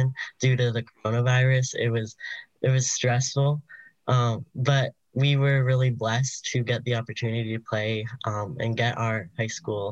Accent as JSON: {"language": "English", "town": "Lakeview", "region": "New York", "country": "United States", "said": "I'm from Lakeview, New York"}